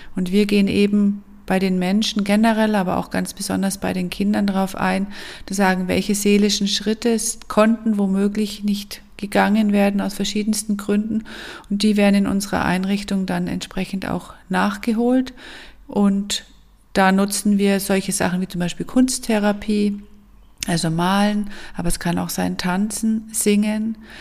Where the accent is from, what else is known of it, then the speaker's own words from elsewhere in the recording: Allgäu, Bavaria, Germany; moved away as an adult; also born or lived in Munich / Fünfseenland; Geboren bin ich im Allgäu und aufgewachsen und ich bin dann mit 18 Jahren nach München zum Studieren